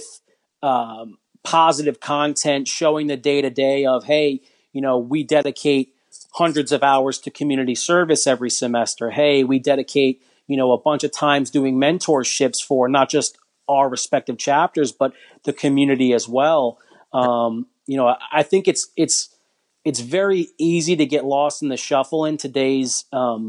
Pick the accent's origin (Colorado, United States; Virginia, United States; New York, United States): New York, United States; now in Florida, United States; I'm from New York, but I live in Florida